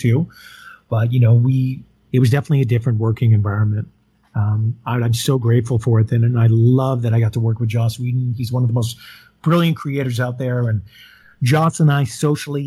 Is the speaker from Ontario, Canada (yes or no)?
no; Yukon, Canada; I grew up in Yukon